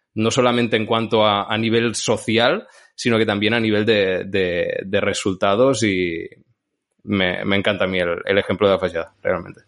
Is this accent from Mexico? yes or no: no; Santa Pau, Catalonia, Spain; de Santa Pau, de mi pueblo